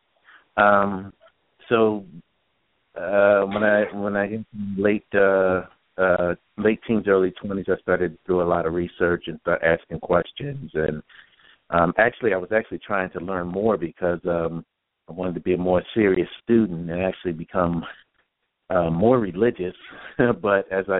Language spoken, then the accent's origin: English; Philadelphia, Pennsylvania, United States; I'm from originally from Philadelphia